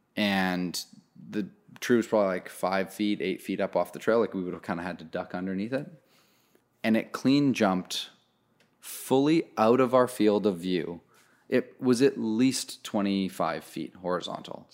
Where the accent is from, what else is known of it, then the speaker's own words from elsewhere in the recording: Canada; I'm Canadian